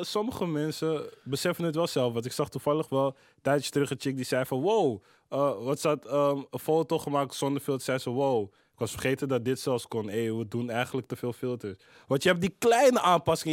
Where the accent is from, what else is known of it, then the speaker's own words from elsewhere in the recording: Amsterdam, North Holland, Netherlands; 1104 eh, is Kreiners, waar ik ben opgegroeid. 1075 is uh, Zuid, waar ik verder ben opgegroeid